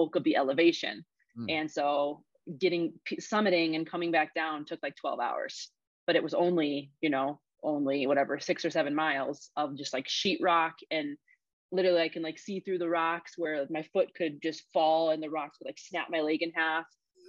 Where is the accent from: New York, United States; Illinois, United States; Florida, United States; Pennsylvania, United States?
Illinois, United States; we came from Illinois.